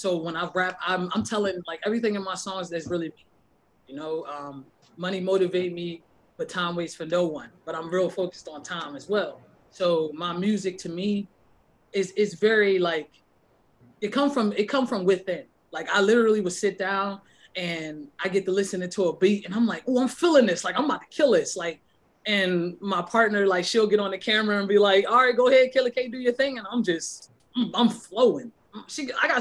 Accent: Philadelphia, Pennsylvania, United States; moved away as an adult; also born or lived in Baltimore; growing up in, like, the uptown area of Philadelphia, West Oak Lane

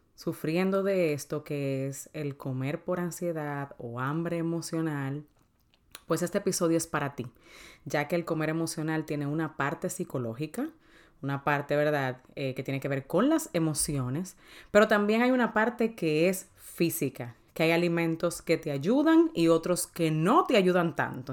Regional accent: Dominican Republic; yo soy dominicana

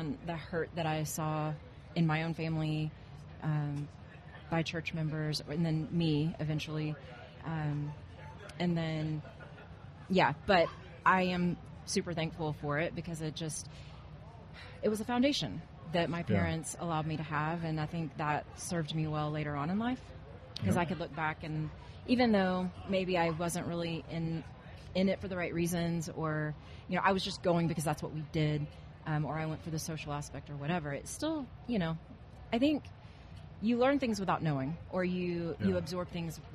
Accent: Arlington, Texas, United States; I grew up in Arlington, Texas. Okay. And I'm just born and raised Texas girl

